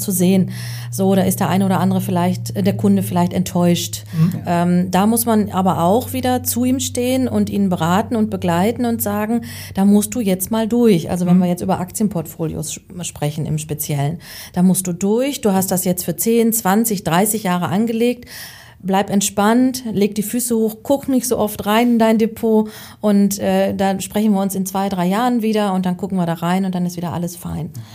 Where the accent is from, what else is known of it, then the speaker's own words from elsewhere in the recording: North Rhine-Westphalia, Germany; also born or lived in Münsterland; ich komme gebürtig aus Westfalen